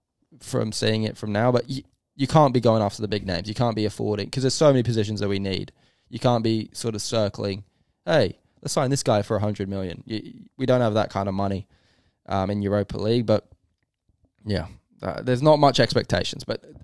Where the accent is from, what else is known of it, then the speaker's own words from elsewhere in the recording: England, United Kingdom; I do. I'm English.